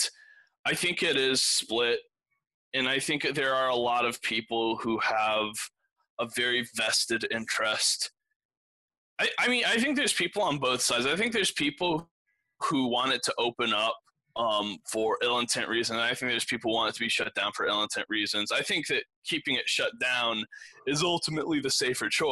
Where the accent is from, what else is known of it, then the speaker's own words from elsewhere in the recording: Granbury, Texas, United States; I was born in Granbury